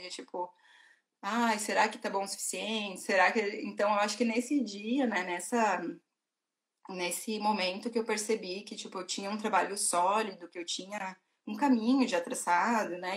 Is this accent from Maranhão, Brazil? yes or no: no; Rio Grande do Sul, Brazil; also born or lived in Porto Alegre; eu sou do Rio Grande do Sul, né? eu morava em Porto Alegre, morei 11 anos em Porto Alegre